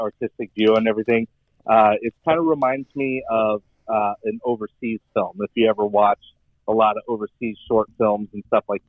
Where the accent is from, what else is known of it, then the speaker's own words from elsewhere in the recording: Phoenix, Arizona, United States; moved away as an adult; also born or lived in Stevens Point, Wisconsin; now in Louisville, United States; I was born in Stevens Point, Wisconsin, raised in Phoenix, Arizona. So from about 1 year old to about 22, I lived in Phoenix, Arizona. And now I've lived in Louisville, Kentucky since 2011.